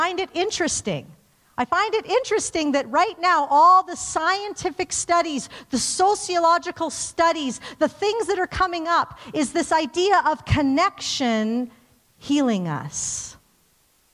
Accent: Calgary, Alberta, Canada; I grew up in Calgary, like, just very, you know, suburbia, church

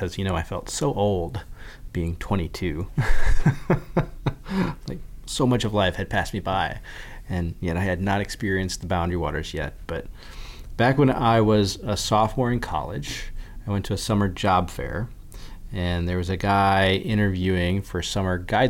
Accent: Iowa, United States; moved away as an adult; now in Ely, United States; I grew up in Iowa on the banks of the Wapsipinicon River

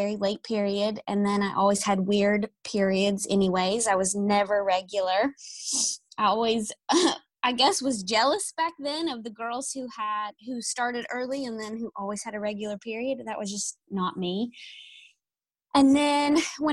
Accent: East Tennessee, United States; moved away as an adult; now in Nashville, United States; I'm from East Tennessee, and then I moved to Nashville for a job.

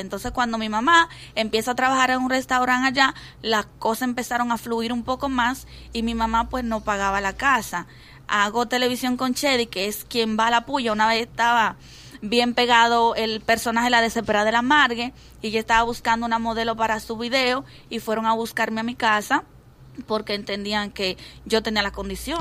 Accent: Santo Domingo, Distrito Nacional, Dominican Republic; moved away as an adult; Yo vengo de La Puya, parte atrás.

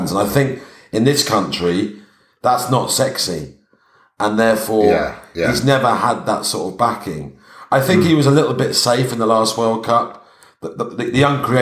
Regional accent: United Kingdom; I think you can, as a, as a British public, you notice it in how we treat the pundits that we love or hate.

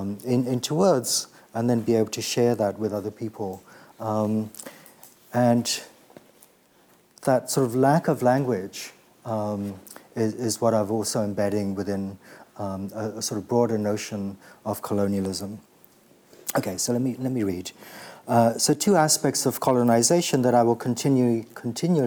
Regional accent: Kenya; I'm from Kenya and just sort of old enough to be born with when Kenya was still a colony.

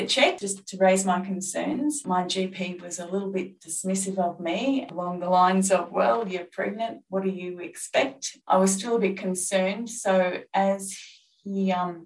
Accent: regional northeast Victoria, Australia; my hometown in regional northeast Victoria

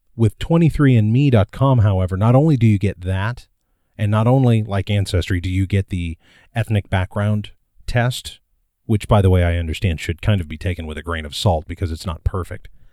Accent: Midwest, United States; I was born in 1979 in the Midwest and adopted

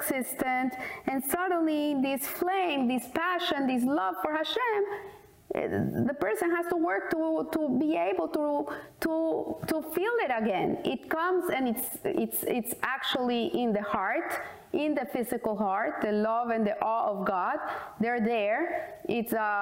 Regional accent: Colombia; I said, from Colombia

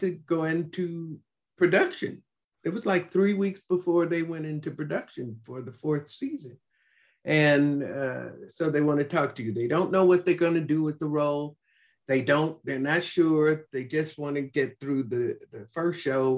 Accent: Chicago, Illinois, United States; I'm from Chicago.

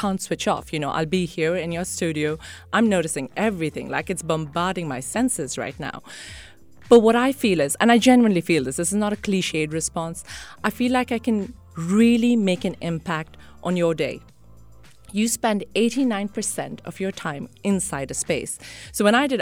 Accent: Sharjah, United Arab Emirates; born or raised there; also born or lived in Mumbai, India

